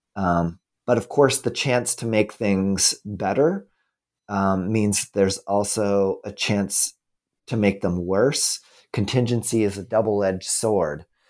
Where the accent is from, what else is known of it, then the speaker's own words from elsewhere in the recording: United States; as an American